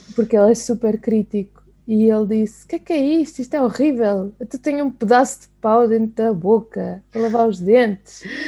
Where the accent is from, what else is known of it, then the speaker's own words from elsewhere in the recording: Sintra, Lisbon, Portugal; eu sou de Sintra